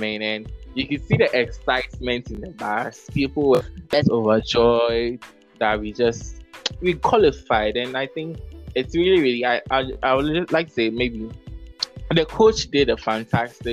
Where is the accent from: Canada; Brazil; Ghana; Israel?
Ghana